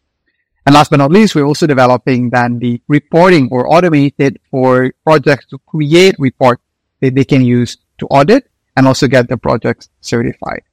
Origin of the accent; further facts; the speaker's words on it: Indonesia; moved away; I'm originally from Indonesia